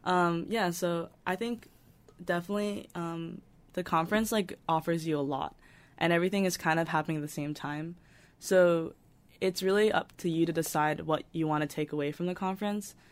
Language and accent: English; New York, United States; I'm originally from New York